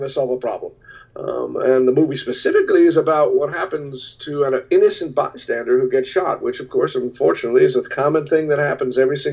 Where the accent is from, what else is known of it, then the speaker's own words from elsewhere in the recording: United States; I am every single day grateful that I am American living at this very moment.